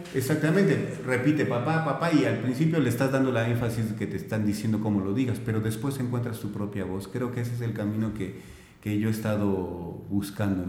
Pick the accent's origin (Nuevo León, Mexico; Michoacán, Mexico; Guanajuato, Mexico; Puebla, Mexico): Guanajuato, Mexico; moved away as an adult; also born or lived in Mexico City / Celaya; now in Hidalgo, Mexico; nací en el DF, me crié, me crié en, Guanajuato